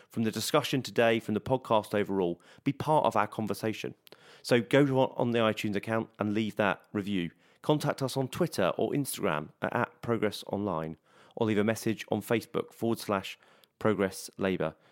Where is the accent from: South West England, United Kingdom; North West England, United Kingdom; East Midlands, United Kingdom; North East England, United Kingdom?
North West England, United Kingdom; Blackburn; I grew up in Blackburn